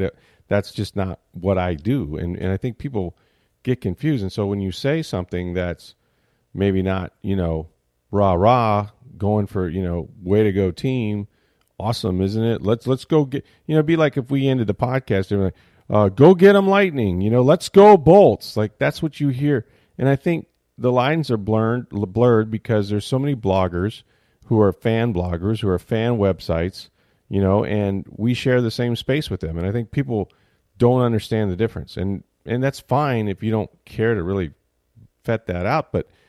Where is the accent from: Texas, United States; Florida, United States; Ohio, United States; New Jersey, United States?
Florida, United States; St. Petersburg; I grew up in St. Petersburg.